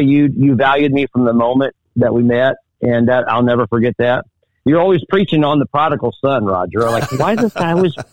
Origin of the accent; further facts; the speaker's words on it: Indianapolis, Indiana, United States; moved away; I grew up in Indianapolis